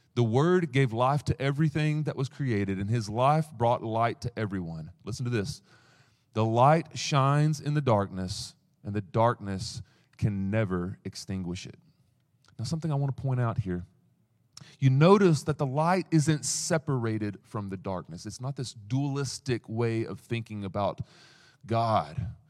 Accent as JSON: {"language": "English", "region": "East Tennessee", "country": "United States", "said": "I come from East Tennessee"}